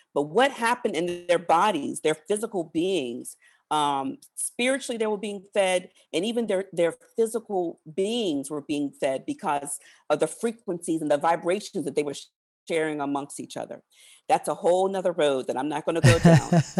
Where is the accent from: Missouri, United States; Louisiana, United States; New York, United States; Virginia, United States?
Virginia, United States; I was born early 70s. I grew up in Southern Virginia. The church I went to, many of those folks marched with Dr. King.